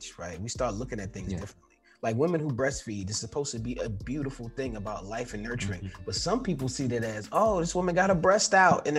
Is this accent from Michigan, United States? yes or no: no; New York City, New York, United States; growing up in New York, I lived in a building.